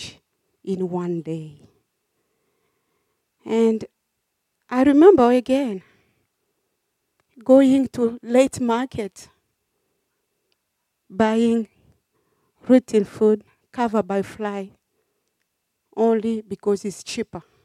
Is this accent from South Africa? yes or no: no; DR Congo; moved away as an adult; also born or lived in Cameroon; now in Australia; I was born in Republic Democratic of Congo